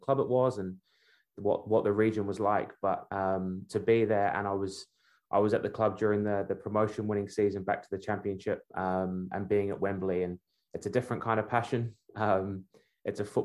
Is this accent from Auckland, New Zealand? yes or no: no; Wellington, New Zealand; also born or lived in Birmingham, England / Sunderland, England; Although I was born in England, I grew up in Wellington